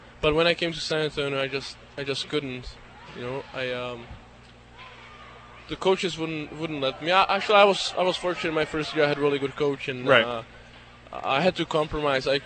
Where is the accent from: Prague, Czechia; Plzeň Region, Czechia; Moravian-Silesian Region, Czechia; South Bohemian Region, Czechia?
South Bohemian Region, Czechia; České Budějovice; English is a second language; also born or lived in Regina, Canada; now in Binghamton, United States; He played for my hometown, the top league, hockey club České Budějovice